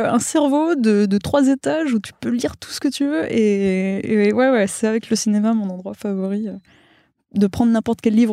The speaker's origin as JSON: {"language": "French", "region": "Wallonia", "country": "Belgium", "also_born_or_lived": "Mexico", "first_language": "Spanish", "second_language": "French", "said": "Je suis wallonne. Pour le coup, non, le flamand, j'ai réussi à l'éviter de, justesse. Mais euh, ouais, ouais, L'espagnol était ma première langue. Je suis née au Mexique, j'ai vécu deux ans"}